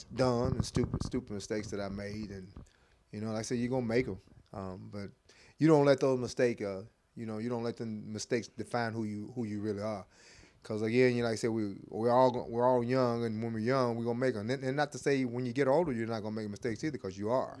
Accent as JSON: {"language": "English", "town": "Lexington", "region": "Tennessee", "country": "United States", "tie": "born or raised there", "said": "Born and raised in Lexington, Lexington, Tennessee, went to high school there."}